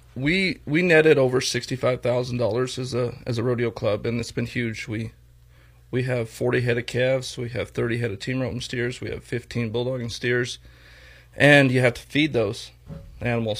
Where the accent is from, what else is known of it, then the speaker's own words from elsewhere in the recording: Torrington, Wyoming, United States; also born or lived in Oklahoma; I was born and raised here in Torrington